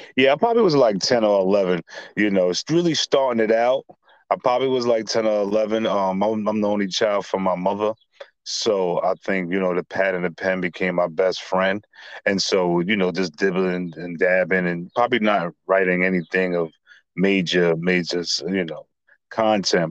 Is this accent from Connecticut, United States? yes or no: no; New York City, New York, United States; Born and raised in Staten Island